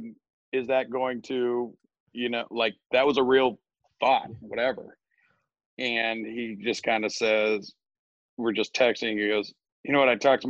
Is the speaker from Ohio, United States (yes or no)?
yes; Columbus, Ohio, United States; I'm from Columbus as well.